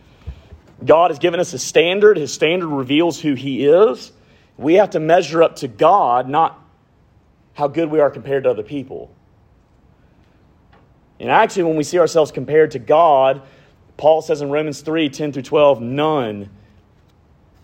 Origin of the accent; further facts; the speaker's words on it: Montgomery, Alabama, United States; I grew up in Montgomery, if you can't tell by this amazing accent. I grew up in Montgomery, Alabama